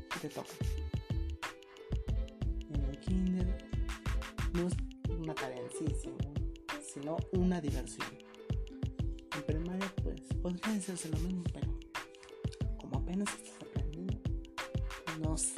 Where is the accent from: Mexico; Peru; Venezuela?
Mexico; Que en mi país, México, se habla muy